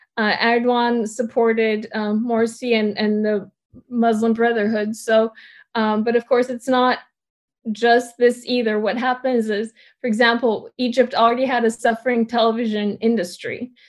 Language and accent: English; Bulgaria; moved away; I grew up in Bulgaria, and my ethnicity is Turkish